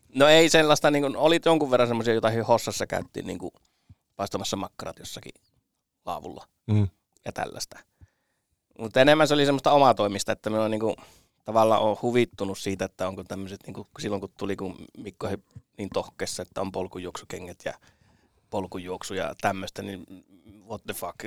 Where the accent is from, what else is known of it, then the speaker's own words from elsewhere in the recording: Kainuu, Finland; also born or lived in North Karelia; Olen siis Pohjois-Karjalassa syntynyt ja kuusi ensimmäistä elämäni vuotta siellä asunut, mutta Kainuussa kouluni käynyt